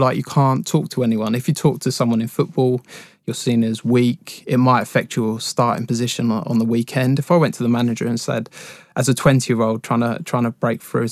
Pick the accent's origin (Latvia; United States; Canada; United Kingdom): United Kingdom; High Wycombe, South East England; I was born and raised in Wickham, so I used to go down to Wickham Wanderers quite a lot